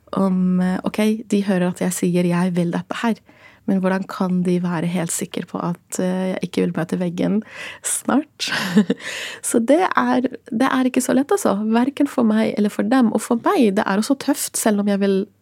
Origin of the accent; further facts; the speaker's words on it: Gaza, Gaza Strip, Palestine; now in Norway; jeg ble født i Gaza som statsløs